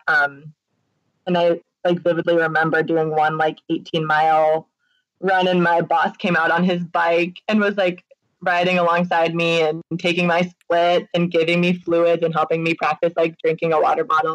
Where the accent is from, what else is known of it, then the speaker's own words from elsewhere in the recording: Hopkinton, Massachusetts, United States; moved away; my hometown is where that marathon starts